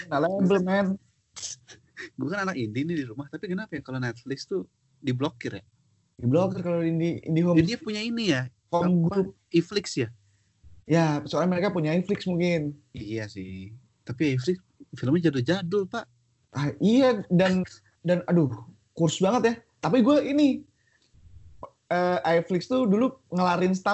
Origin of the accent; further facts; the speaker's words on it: Java, Indonesia; gue orang Jawa orang Jawa tuh kan gak enakan.